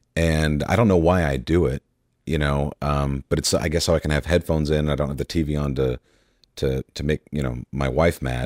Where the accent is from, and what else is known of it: Dallas, Texas, United States